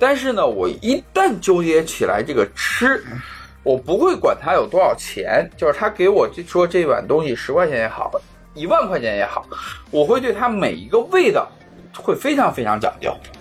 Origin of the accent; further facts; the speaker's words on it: Xi'an, Shaanxi, China; 我虽然从小在西安长大